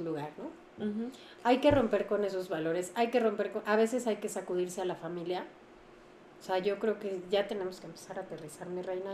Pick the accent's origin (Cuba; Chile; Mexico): Mexico; como cultura mexicana